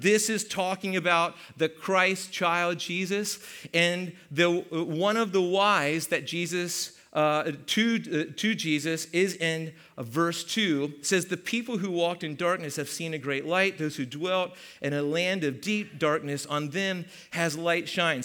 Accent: Hanover, Pennsylvania, United States; moved away; I'm from Hanover

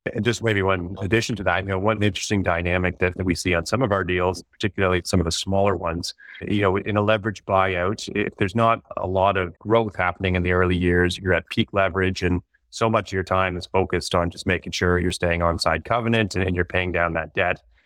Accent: Toronto, Ontario, Canada; also born or lived in Nova Scotia; I'm from Toronto originally.

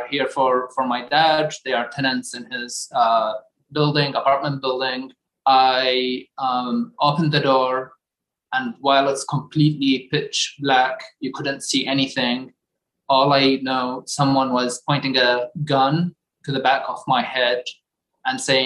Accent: Baghdad, Baghdad Governorate, Iraq; moved away as an adult; now in United States; I am from Baghdad, Iraq.

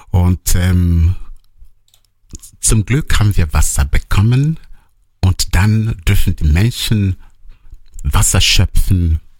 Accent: Nanka, Anambra, Nigeria; born there; Genau, ich komme gebürtig aus Nanka.

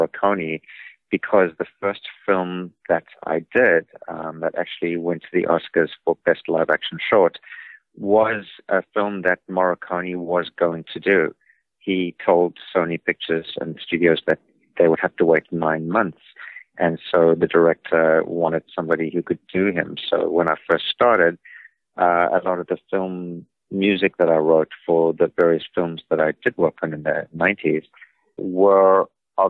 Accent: South Africa; moved away as an adult; also born or lived in New York; I grew up in South Africa as a child prodigy of music.

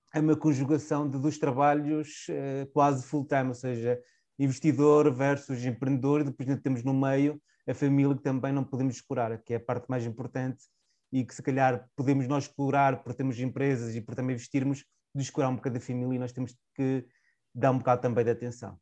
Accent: Chaves, Trás-os-Montes, Portugal; accent: Transmontano; moved away as an adult; also born or lived in Porto; Eu sou transmontano, a minha pronúncia diz isso, sou de Chaves, de uma pequena cidade transmontana de 15 mil habitantes

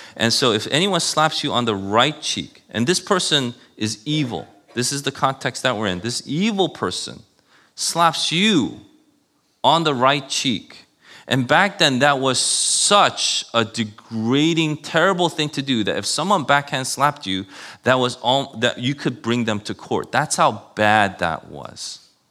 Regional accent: New York City, New York, United States; I grew up in Queens

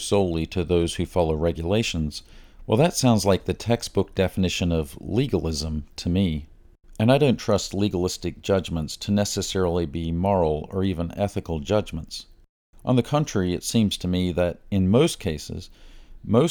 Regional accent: Perth, Western Australia, Australia; also born or lived in Greenville, South Carolina / Busan, Korea; now in United States; I was born in Perth, Western Australia

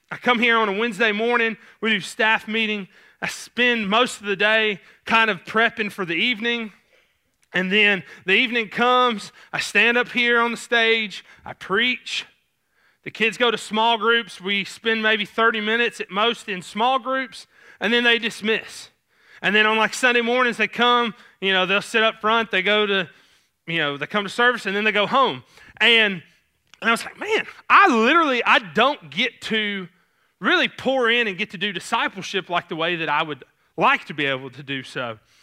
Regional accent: Clarksville, Tennessee, United States; accent: Southern; I grew up in Clarksville, and so there's this little kind of blurb of Clarksville called New Providence

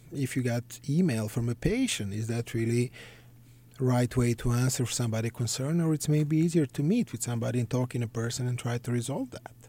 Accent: Belgrade, Serbia; moved away; I grew up in Belgrade, Serbia.

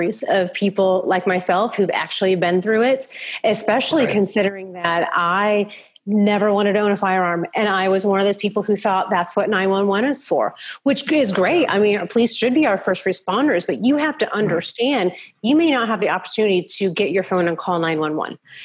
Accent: Midwest, United States; moved away as an adult; also born or lived in Australia; I grew up in the Midwest

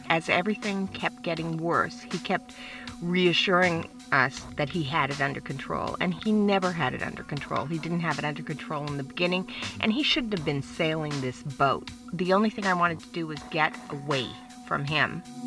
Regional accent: British Columbia, Canada; moved away as an adult; also born or lived in United States; I'm originally from Canada, from British Columbia

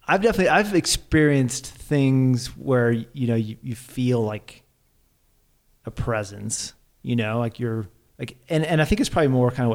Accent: Arkansas, United States; I grew up in Arkansas

